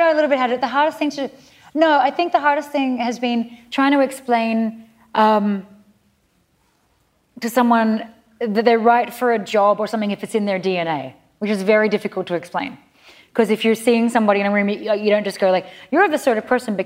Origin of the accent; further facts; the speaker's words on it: Australia; moved away as an adult; now in New York, United States; being Aussie